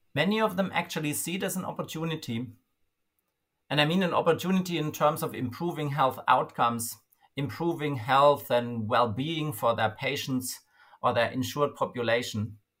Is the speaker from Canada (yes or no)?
no; Germany; my home country, Germany